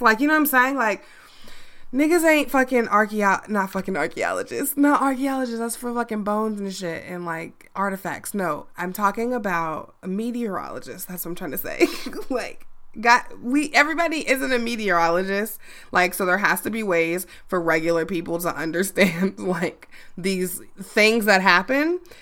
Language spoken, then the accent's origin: English; Chicago, Illinois, United States; my hometown